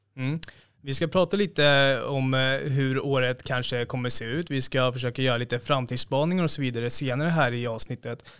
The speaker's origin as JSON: {"language": "Swedish", "town": "Stockholm", "region": "Stockholm County", "country": "Sweden", "said": "Jag som är från Stockholm"}